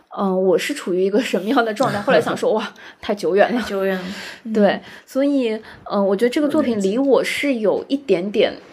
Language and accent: Chinese; Shanghai, China; 作为一个上海人